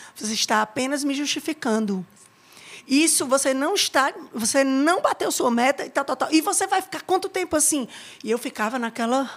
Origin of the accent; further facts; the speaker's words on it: Ceará, Brazil; moved away as an adult; now in Salvador, Brazil; do Ceará